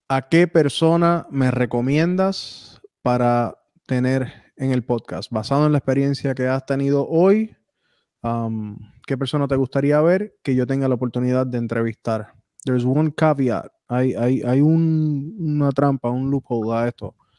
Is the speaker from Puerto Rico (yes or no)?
yes; Puerto Rico; un boricua